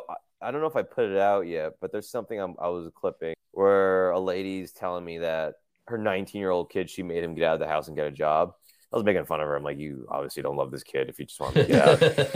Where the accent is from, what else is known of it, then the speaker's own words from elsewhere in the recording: New Jersey, United States; moved away as an adult; now in New York, United States; I grew up in New Jersey.